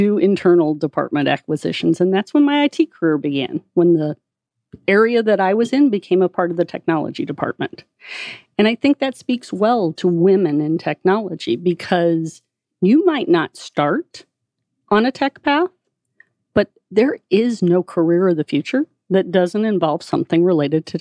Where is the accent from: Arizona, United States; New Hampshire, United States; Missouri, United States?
Missouri, United States; Columbia; Went to the University of Missouri in Columbia, wow, which is my hometown. Grew up on a farm